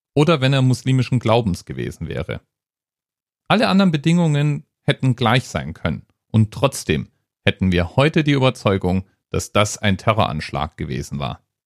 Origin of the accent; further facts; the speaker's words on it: Hesse, Germany; also born or lived in Frankfurt; ich als Hesse